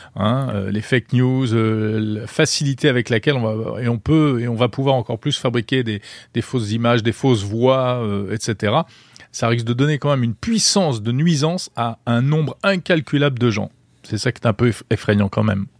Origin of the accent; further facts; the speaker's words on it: France; chez nous en Europe